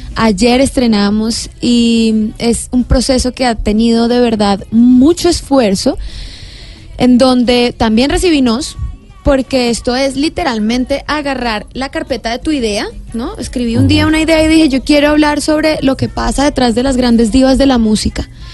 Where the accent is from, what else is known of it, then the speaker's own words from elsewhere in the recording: Bogotá, Colombia; accent: rolo; also born or lived in Villavicencio; desde los siete años, por eso tengo de pronto como acento errola